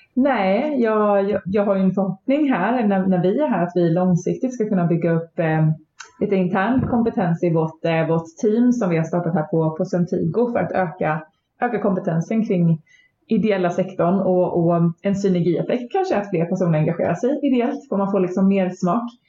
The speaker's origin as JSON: {"language": "Swedish", "region": "Småland", "country": "Sweden", "also_born_or_lived": "Växjö", "said": "mitt småländska arv"}